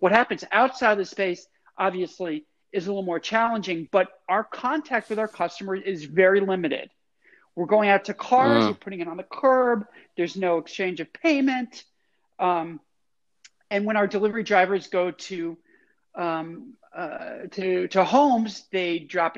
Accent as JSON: {"language": "English", "region": "New England", "country": "United States", "tie": "born or raised there", "moved": "yes", "lives_now": "Chicago, United States", "said": "I grew up in New England"}